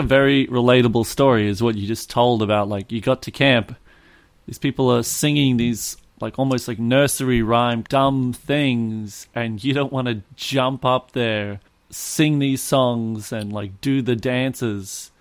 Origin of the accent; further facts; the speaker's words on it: Australia; I'm Australian.